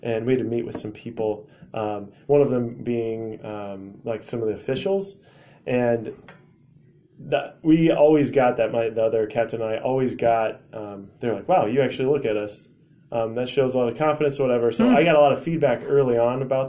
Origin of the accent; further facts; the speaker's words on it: Pella, Iowa, United States; when I grew up in Pella, and there's a lot of tall people in Pella